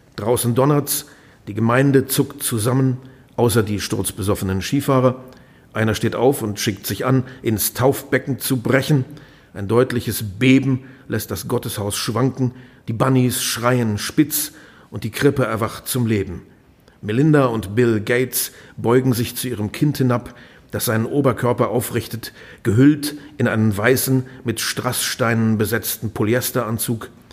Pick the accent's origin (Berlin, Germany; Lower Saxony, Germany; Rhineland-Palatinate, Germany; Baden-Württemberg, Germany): Lower Saxony, Germany; Wir sind beide in Niedersachsen aufgewachsen